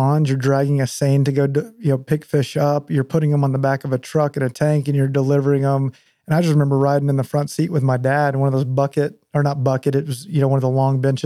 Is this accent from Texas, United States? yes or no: yes; Whitesboro, Texas, United States; grew up there, graduated high school, and then ended up going to A&M